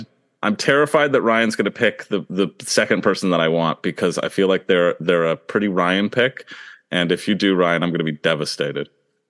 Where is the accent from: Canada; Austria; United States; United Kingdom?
Canada; And I was like, hey, I'm Canadian. What the heck? You didn't put us on season 43.